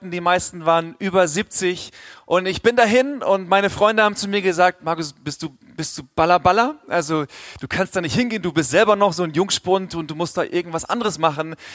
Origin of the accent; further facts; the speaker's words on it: Swabia, Germany; wenn ich als Ostfriese angekündigt wurde, ich komme jetzt eigentlich aus dem Schwabenland, Schwabenland